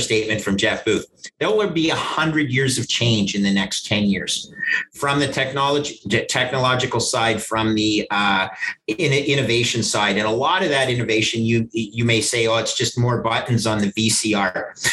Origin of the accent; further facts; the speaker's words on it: Canada; I grew up in Canada